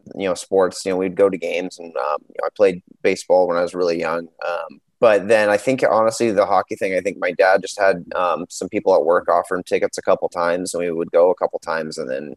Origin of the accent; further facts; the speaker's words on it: San Jose, California, United States; moved away as an adult; also born or lived in Washington, D.C.; now in Seattle, United States; my hometown team again in San Jose